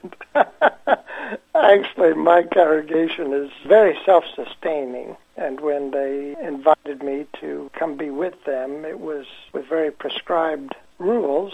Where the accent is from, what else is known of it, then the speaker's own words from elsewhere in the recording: Danville, Indiana, United States; moved away; I was born in Danville, Indiana, which is about 20 miles west of Indianapolis, and moved back here about 10 years ago